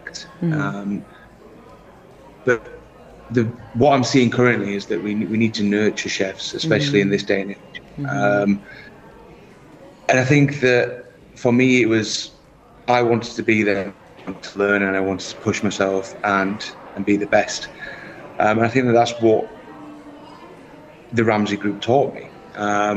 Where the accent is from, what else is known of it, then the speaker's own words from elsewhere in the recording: Barnsley, Yorkshire and the Humber, United Kingdom; moved away as an adult; also born or lived in London; now in Abu Dhabi, United Arab Emirates; I'm originally from Barnsley in South Yorkshire. Hometown group there, and then fled the nest at 18